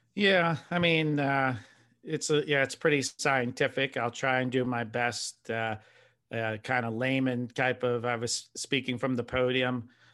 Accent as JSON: {"language": "English", "region": "Pennsylvania", "country": "United States", "said": "I'm a guy from Pennsylvania, so I'm not by salt water."}